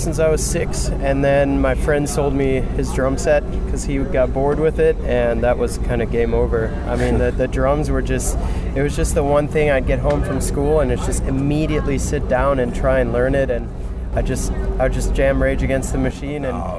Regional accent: Germany; I'm from Germany.

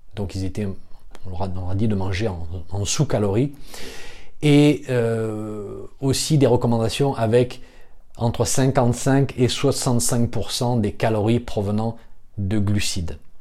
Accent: France; chez nous en France

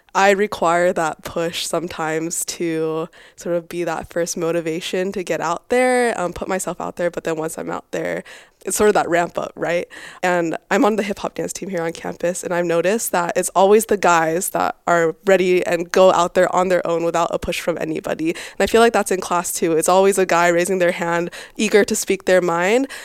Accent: Boise, Idaho, United States; now in California, United States; I grew up in Boise, Idaho.

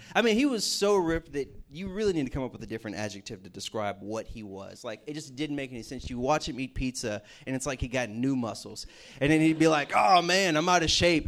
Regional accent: Houston, Texas, United States; moved away as an adult; now in Morgantown, United States; We're from Houston, Texas

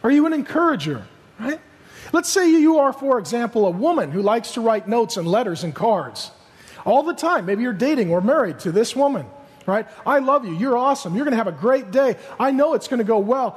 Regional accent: SeaTac, Washington, United States; I grew up in SeaTac, and we had some really lean, hard times.

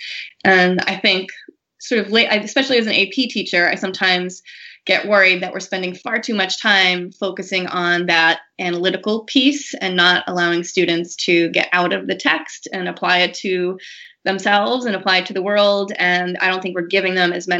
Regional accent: Massachusetts, United States; also born or lived in Colorado; I grew up in Massachusetts

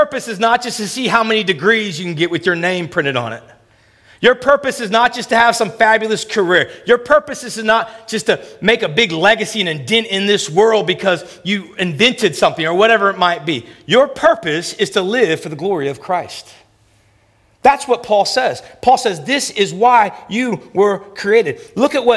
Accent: United States; moved away as an adult; also born or lived in Memphis / Toronto; I'm American

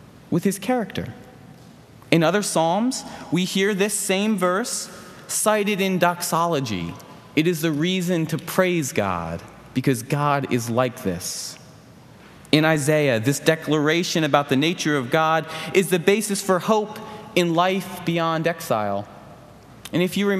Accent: Philadelphia, Pennsylvania, United States; Growing up in the Philly area, we would vacation at the New Jersey beach every summer

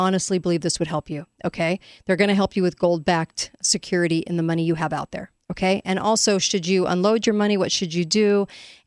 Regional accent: California, United States; I grew up in California.

